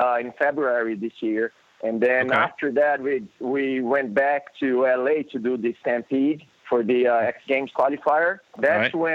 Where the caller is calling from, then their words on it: Brazil; I'm calling you from Brazil.